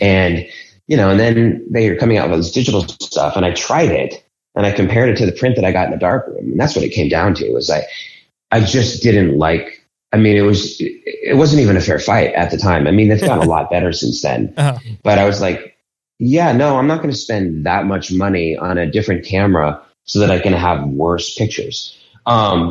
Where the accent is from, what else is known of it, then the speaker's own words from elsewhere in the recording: Boulder, Colorado, United States; moved away as an adult; also born or lived in Denver, Colorado; now in Philadelphia, United States; I'm actually from Boulder, which is next to Denver